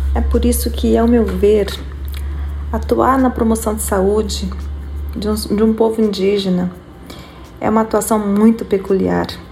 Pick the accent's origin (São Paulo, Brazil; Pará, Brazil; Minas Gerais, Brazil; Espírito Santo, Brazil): Espírito Santo, Brazil; now in Amapá, Brazil; Eu sou capixaba e estou distante da minha terra natal